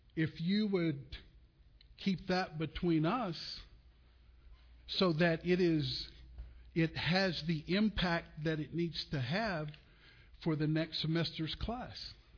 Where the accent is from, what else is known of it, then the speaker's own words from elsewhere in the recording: Olton, Texas, United States; also born or lived in Muleshoe, Texas; I was born in Muleshoe, Texas. I um, was raised in Olton, Texas, uh, on the farm